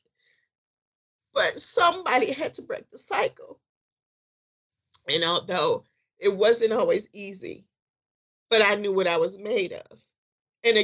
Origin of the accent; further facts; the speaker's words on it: Detroit, Michigan, United States; moved away as an adult; here I am from Detroit